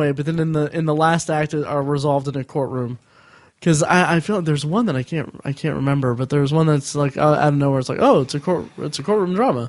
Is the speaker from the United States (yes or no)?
yes; Indiana, United States; growing up in Indiana, which I did.